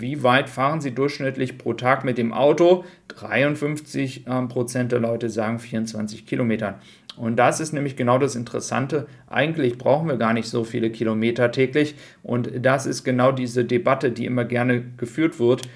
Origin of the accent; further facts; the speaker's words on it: Germany; bei uns in Deutschland